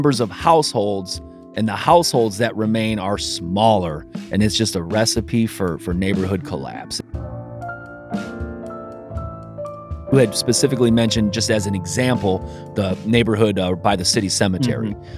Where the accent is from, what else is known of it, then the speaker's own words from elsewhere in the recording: South Bend, Indiana, United States; I grew up in Sunnymead